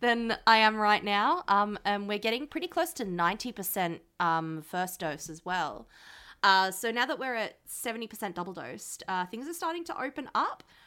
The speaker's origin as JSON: {"language": "English", "town": "Sydney", "region": "New South Wales", "country": "Australia", "tie": "born or raised there", "said": "I grew up in Western Sydney"}